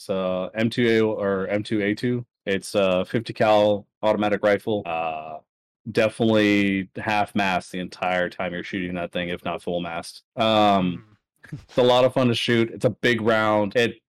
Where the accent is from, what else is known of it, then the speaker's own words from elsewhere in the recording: California, United States; I have nothing but revolvers because I'm from California and their handgun laws suck